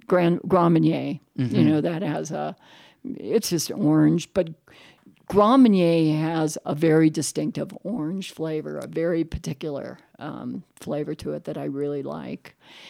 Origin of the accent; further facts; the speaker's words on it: Ireland; You know, I'm Irish, so it's kind of what we do.